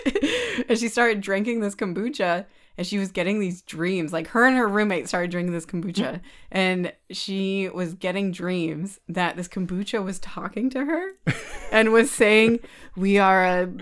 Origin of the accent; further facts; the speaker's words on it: California, United States; also born or lived in England; I'm from California. I'm a California Bay Area girl, like through and through. This is where I'm from.